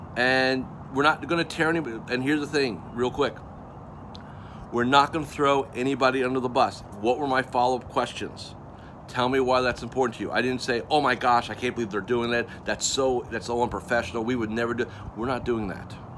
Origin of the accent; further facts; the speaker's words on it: Melbourne, Florida, United States; I'm coming to you from my hometown of Melbourne, Florida